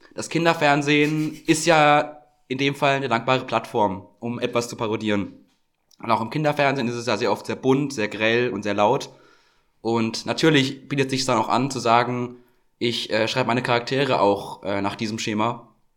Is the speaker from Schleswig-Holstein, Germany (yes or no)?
no; Franconia, Bavaria, Germany; bei uns, wo ich herkomme, Standard so. Im Frankenland